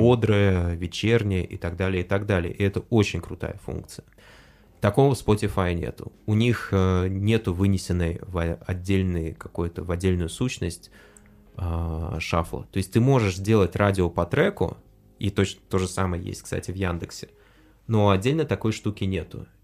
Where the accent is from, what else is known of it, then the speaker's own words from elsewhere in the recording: Russia; я вырос в, э, в России